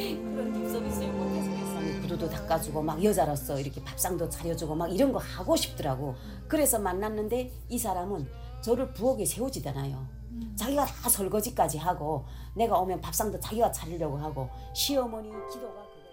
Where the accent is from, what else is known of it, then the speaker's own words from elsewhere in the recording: North Korea; now in Los Angeles, United States; 내가 북한 여잔데